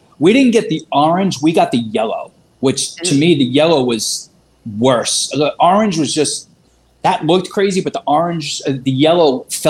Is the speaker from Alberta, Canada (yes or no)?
no; Vancouver, British Columbia, Canada; Vancouver, British Columbia. BC.